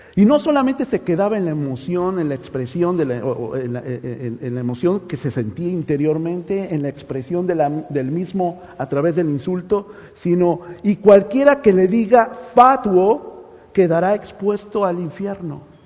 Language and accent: Spanish; Mexico; moved away; Allá en México hay un dicho, ¿verdad? Eh, en mi país